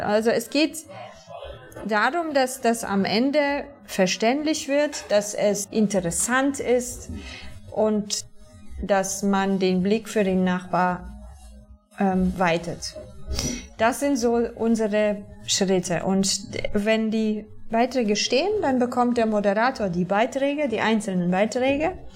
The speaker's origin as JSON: {"language": "German", "area": "near Częstochowa", "region": "Silesian Voivodeship", "country": "Poland", "tie": "born or raised there", "second_language": "German", "moved": "as an adult", "lives_now": "Berlin, Germany", "said": "Ich komme aus der Nähe von Częstochowa. Das ist in der Nähe von Katowice"}